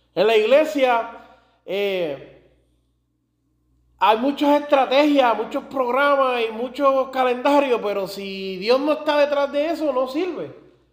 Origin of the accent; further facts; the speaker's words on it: Puerto Rico; Y yo soy más puertorriqueño que otra cosa